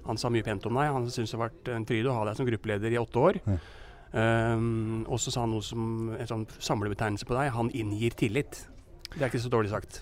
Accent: Lillestrøm, Akershus, Norway; also born or lived in Leirsund; jeg har vokst opp på Leirsund og i Lillestrøm

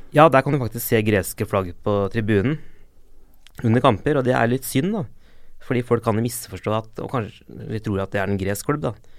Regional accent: Limassol, Limassol District, Cyprus; now in Norway; Jeg er jo fra Limassol

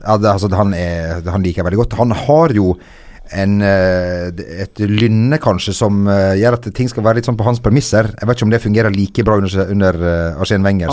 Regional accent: Lebanon; moved away; jeg er fra Libanon

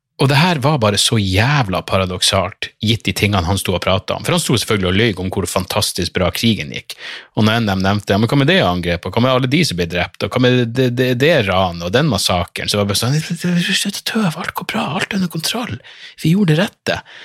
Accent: Narvik, Nordland, Norway; moved away; jeg var hjemme i Narvik på sommerferie

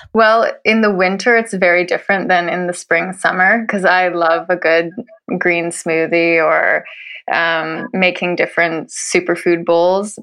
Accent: Canada; moved away as an adult; now in Norway; I'm a Canadian who's been living in Norway for nine years.

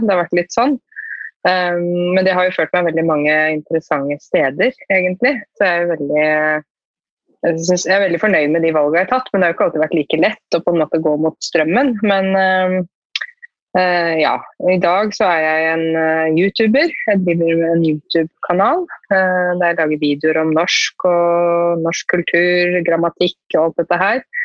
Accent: Norway; jeg er helt, helt norsk også

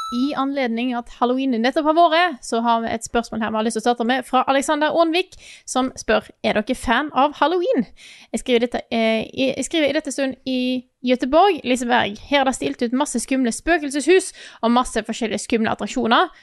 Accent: Stord, Vestland, Norway; moved away; Jeg har ikke bodd hjemme på Stord på ti år

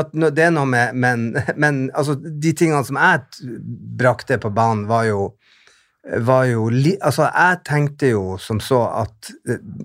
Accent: Bodø, Nordland, Norway; moved away; also born or lived in England; hjembyen min

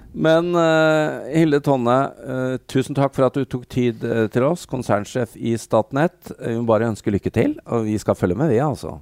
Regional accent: Norway; vi som nordmenn

